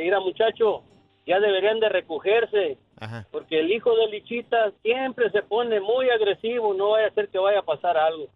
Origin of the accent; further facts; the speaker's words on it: Teúl de González Ortega, Zacatecas, Mexico; nosotros somos del Teúl